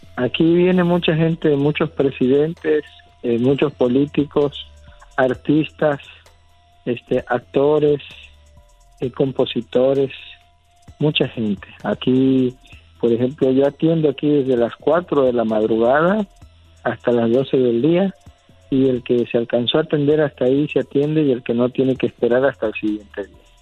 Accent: San Andrés Tuxtla, Veracruz, Mexico

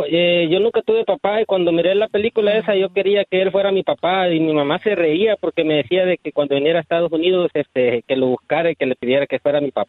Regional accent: Honduras; now in United States; Yo soy hondureño, soy oh, catracho.

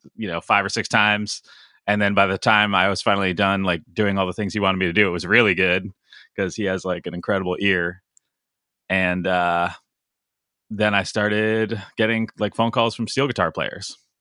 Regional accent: Connecticut, United States; I grew up in Connecticut

